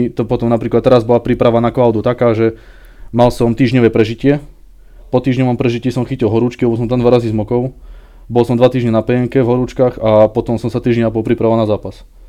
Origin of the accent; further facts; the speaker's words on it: Železná Breznica, Banská Bystrica Region, Slovakia; vyrástol som e, v nedalekej dedine pri Zvolene